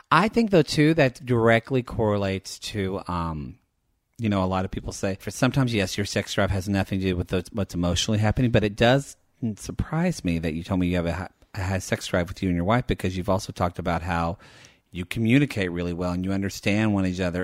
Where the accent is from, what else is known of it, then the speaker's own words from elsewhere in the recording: the South, United States; I grew up in the South, in small town where pretty much everybody was white